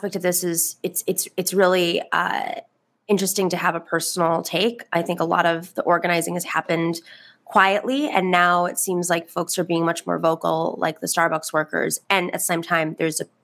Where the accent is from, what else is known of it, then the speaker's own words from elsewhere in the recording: Buffalo, New York, United States; I grew up in Buffalo where these factories were all completely wiped out